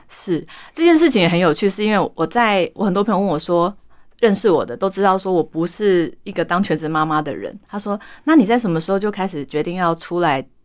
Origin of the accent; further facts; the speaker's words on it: southern Taiwan, Taiwan; moved away as an adult; now in Taipei, Taiwan; 我是土生土长的南部小孩嘉义人